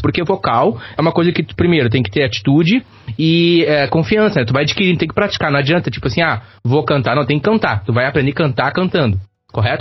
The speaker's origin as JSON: {"language": "Portuguese", "town": "Campo Bom", "region": "Rio Grande do Sul", "country": "Brazil", "tie": "born or raised there", "said": "Campo Bom, minha cidade, minha terra natal"}